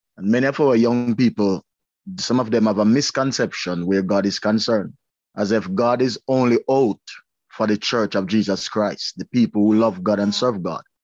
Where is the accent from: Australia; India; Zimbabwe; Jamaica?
Jamaica; Spanish Town, Saint Catherine; also born or lived in Linstead, Jamaica; now in Canada; I was born in Spanish Town, and my father died and leave, me and my brother, at a tender age